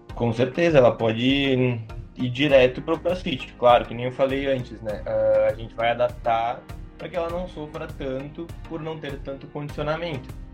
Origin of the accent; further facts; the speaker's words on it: Bento Gonçalves, Rio Grande do Sul, Brazil; eu sou aqui de Bento